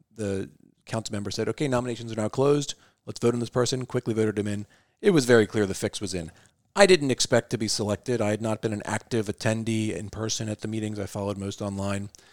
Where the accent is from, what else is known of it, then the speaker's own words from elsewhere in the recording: Northern Kentucky, United States; also born or lived in New York City; I grew up in Northern Kentucky. Family is originally from the East Coast, New York City, where I was born, but landed in Northern Kentucky when I was about seven years old.